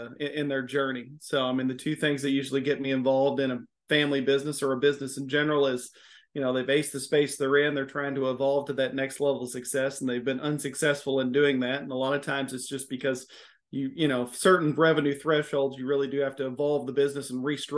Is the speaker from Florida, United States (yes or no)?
yes; Miami, Florida, United States; accent: southern twang; now in Louisville, United States; am based out of Louisville, Kentucky. If you can't hear the southern twang in my voice, I was born in Miami, Florida